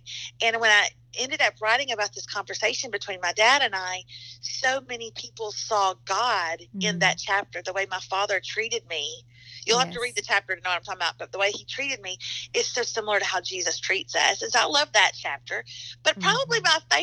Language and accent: English; the South, United States; also born or lived in Nashville, Tennessee; I'm from the South. We fry everything